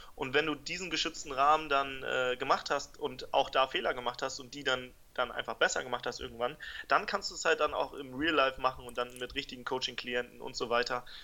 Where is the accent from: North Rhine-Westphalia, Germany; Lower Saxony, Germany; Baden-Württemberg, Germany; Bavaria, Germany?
Lower Saxony, Germany; Buchholz in der Nordheide; ich bin in Buchholz geboren, das ist in der Nähe von Hamburg